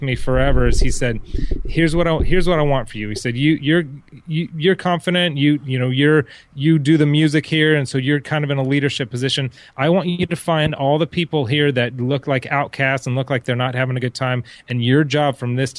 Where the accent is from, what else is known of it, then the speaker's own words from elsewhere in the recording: Orange County, California, United States; I grew up in Orange County, so most people were from Huntington Harbor